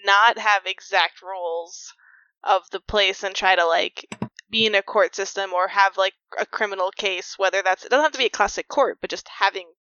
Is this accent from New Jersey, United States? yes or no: yes; Princeton, New Jersey, United States; I was born in Princeton, which has the mascot of a tiger